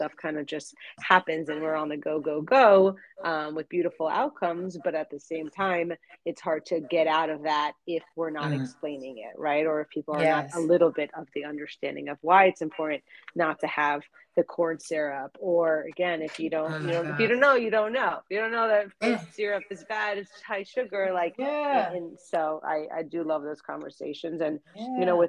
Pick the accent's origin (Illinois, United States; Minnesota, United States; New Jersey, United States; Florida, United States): Florida, United States; South; I'm from South Florida and I used to teach elementary school